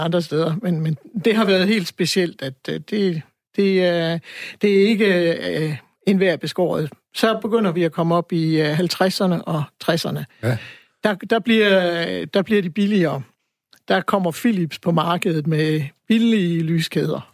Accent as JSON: {"language": "Danish", "town": "Aarhus", "region": "Central Denmark Region", "country": "Denmark", "tie": "born or raised there", "said": "jeg er født, jeg er født og opvokset i Aarhus"}